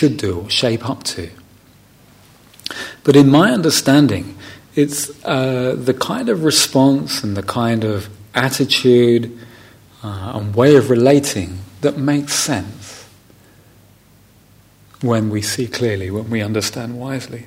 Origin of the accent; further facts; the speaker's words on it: London, United Kingdom; first language English; something I would have said growing up in London